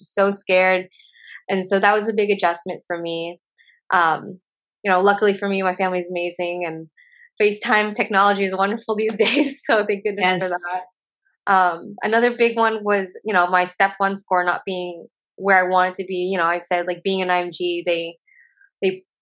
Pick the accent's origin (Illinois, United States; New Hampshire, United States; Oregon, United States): Oregon, United States; moved away as an adult; I'm from Oregon, and I went to a college. I lived at home with my parents